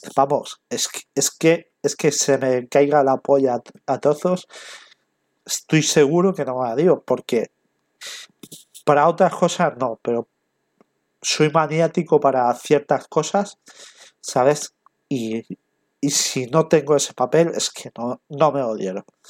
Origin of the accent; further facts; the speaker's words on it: Castellón de la Plana, Valencian Community, Spain; yo soy de Castellón, vivo en Castellón